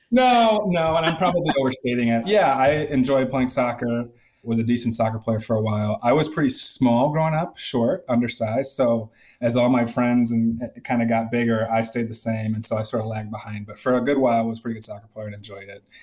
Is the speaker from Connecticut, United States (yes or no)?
no; Middleton, Wisconsin, United States; moved away as an adult; also born or lived in San Diego, California; now in Chicago, United States; So I'm from Wisconsin and specifically Middleton, Wisconsin, which is a, a suburb. I guess it was small. It's grown quite a bit just west of Madison and great town to grow up in.